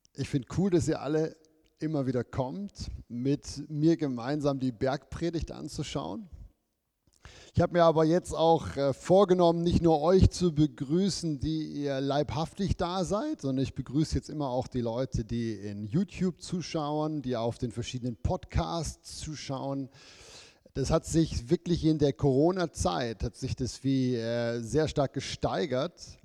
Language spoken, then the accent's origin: German; Germany; moved away as an adult; now in Switzerland; als Deutsche